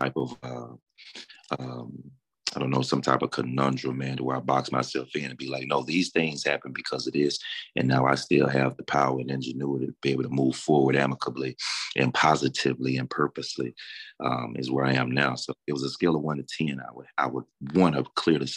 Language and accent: English; Deep South, United States; Growing up in the Deep South, you know, the Bible Belt